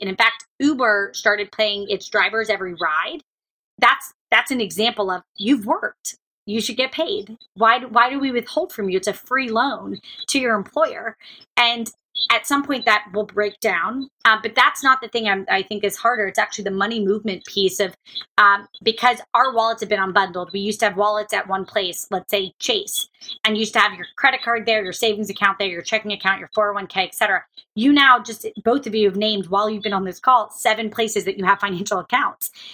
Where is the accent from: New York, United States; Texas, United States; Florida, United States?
Florida, United States; Jacksonville; moved away; also born or lived in Kentucky; I grew up in Jacksonville, Florida. I was born in Kentucky. I grew up in Jacksonville, Florida.